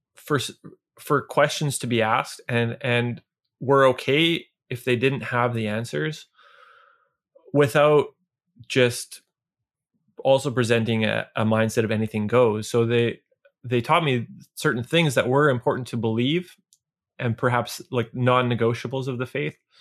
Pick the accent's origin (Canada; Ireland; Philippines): Canada; Niverville, Manitoba; where I grew up in Niverville